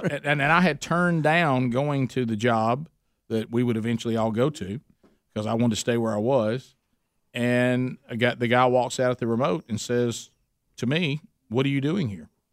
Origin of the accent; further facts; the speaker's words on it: Oxford, Alabama, United States; my hometown a, in Oxford, Alabama